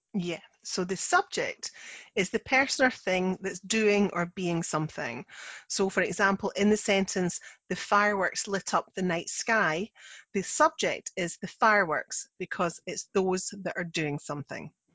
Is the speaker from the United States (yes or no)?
no; Scotland, United Kingdom; I'm the Scottish one